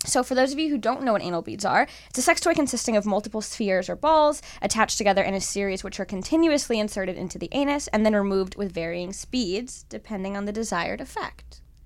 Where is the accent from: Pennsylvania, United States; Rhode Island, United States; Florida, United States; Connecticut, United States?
Florida, United States; Miami; I'm from Miami